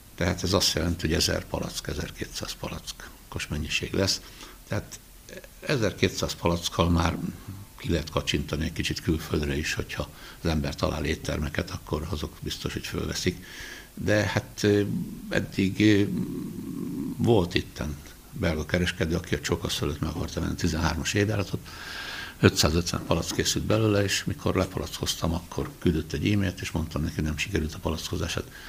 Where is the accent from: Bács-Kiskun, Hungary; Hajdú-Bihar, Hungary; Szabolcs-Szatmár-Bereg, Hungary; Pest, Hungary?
Pest, Hungary; Budaörs; gyerekkoromban itt Budaörsön nekem meg az öcsémnek szőlőbe kellett járni